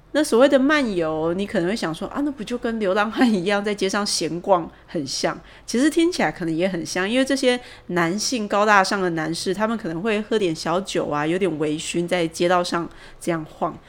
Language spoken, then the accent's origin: Chinese; Taichung, Taiwan; moved away as an adult; now in Taipei, Taiwan; 我是台中人，然后我从二十几岁在研究所毕业以后，第一份工作我就来台北上班，所以到现在我， 我应该已经算是一个台北人了。